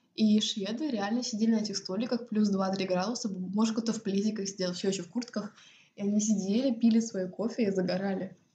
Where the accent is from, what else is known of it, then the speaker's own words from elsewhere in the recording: Estonia; moved away as an adult; also born or lived in United States / Cyprus; now in Sweden; я выросла в Эстонии